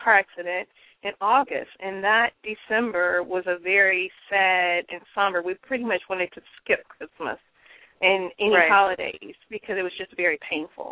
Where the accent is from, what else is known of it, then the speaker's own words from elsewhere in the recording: the South, United States; I'm from the South, so we call it dressing.